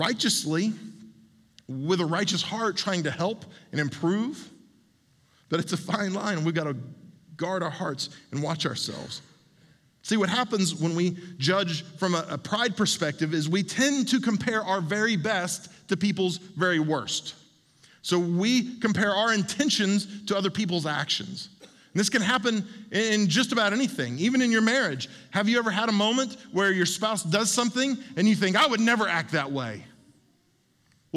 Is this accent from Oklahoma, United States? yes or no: yes; Oklahoma, United States; when I was a kid growing up in Oklahoma